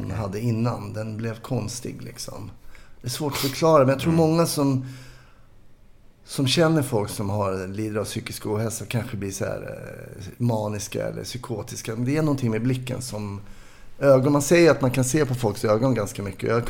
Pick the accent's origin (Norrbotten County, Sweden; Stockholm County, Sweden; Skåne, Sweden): Stockholm County, Sweden; Stockholm; är uppvuxen i Kärrtorp heter det, lite söder om Söder.